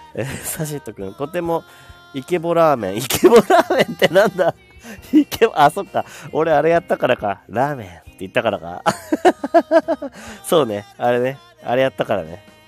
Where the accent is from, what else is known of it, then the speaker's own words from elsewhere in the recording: Miyagi, Japan; accent: Miyagi dialect; 宮城弁出ちゃったね